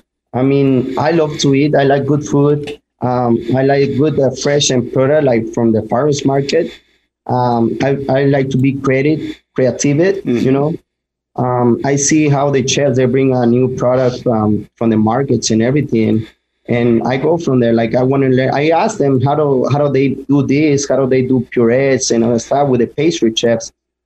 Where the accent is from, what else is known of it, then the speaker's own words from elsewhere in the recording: Mexico; now in United States; That was my first job, actually, when I came from Mexico.